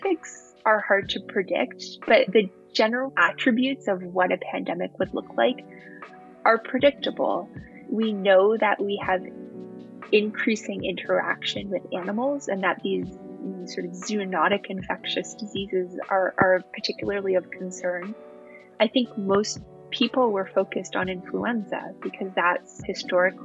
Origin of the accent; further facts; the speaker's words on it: Toronto, Ontario, Canada; I'm from Toronto